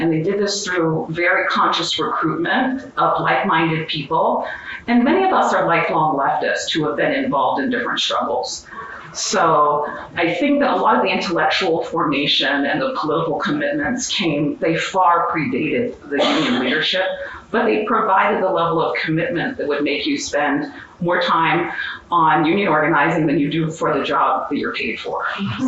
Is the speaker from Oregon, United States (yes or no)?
no; Western Pennsylvania, United States; I grew up in Western Pennsylvania